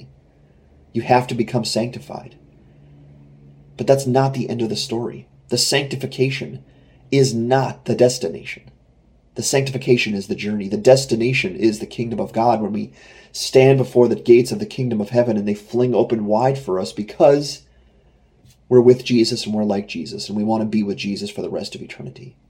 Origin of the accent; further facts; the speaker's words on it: United States; I'm an American